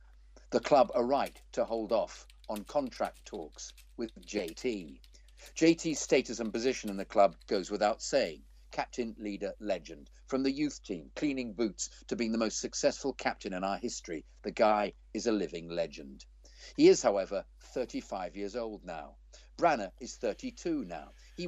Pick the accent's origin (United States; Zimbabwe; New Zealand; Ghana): Zimbabwe; also born or lived in London, United Kingdom; I used to walk past there sometimes on my way home from work when I lived in London. Growing up in Zimbabwe, the only live European football you could watch was the FA Cup.